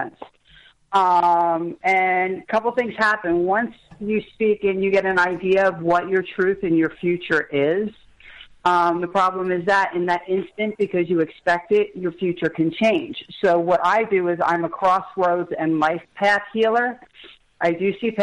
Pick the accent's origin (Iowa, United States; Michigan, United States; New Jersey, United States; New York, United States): New Jersey, United States; Colts Neck; I grew up in Colts Neck